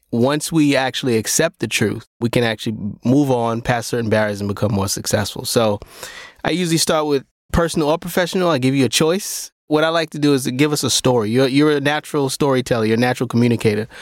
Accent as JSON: {"language": "English", "town": "Brooklyn", "region": "New York", "country": "United States", "tie": "born or raised there", "said": "I grew up in Brownsville"}